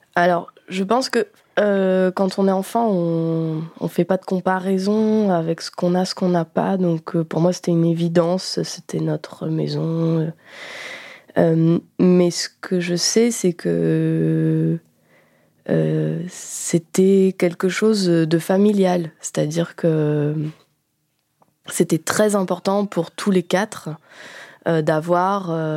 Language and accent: French; Béthune, Hauts-de-France, France; j'ai grandi à Béthune, qui est une ville du Nord-Pas-de-Calais